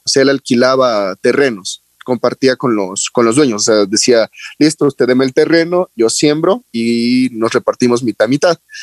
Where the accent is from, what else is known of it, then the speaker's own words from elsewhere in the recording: La Independencia, Esmeraldas, Ecuador; bueno, mi familia es oriunda de Manabí, pero yo en sí nací en Esmeraldas